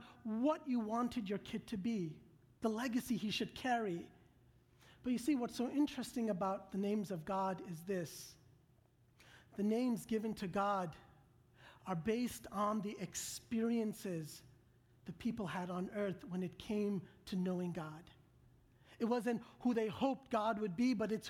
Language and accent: English; New York, United States; moved away as an adult; now in Atlanta, United States; My wife and I, we live in Atlanta now for the last 6 months, but originally I'm from New York